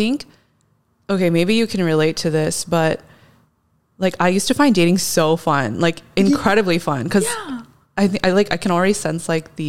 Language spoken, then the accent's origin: English; Los Angeles, California, United States; moved away as an adult; also born or lived in Houston; I am an LA native. Okay. I grew up in the South Bay.